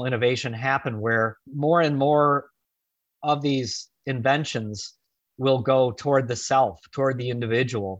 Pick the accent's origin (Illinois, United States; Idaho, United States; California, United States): Illinois, United States; Chicago; my hometown of Chicago